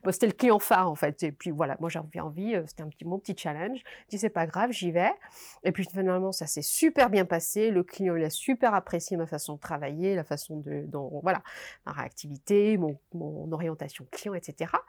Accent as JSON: {"language": "French", "country": "Morocco", "also_born_or_lived": "Paris", "lives_now": "Belgium", "said": "Et donc j'arrive en Belgique, je suis marocaine"}